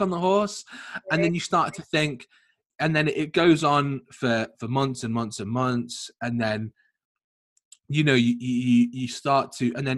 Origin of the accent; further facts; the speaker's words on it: Liverpool, North West England, United Kingdom; also born or lived in Leeds; I'm from Liverpool